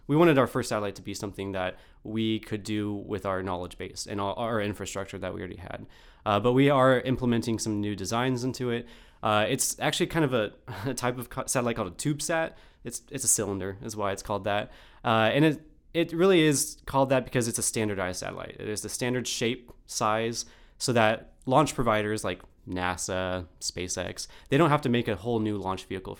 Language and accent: English; Austin, Texas, United States; I'm a physics graduate student, and I'm from Austin, Texas.